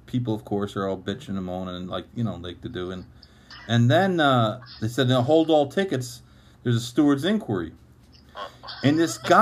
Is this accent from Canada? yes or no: no; Saratoga Springs, New York, United States; also born or lived in Albany, New York; I grew up in Saratoga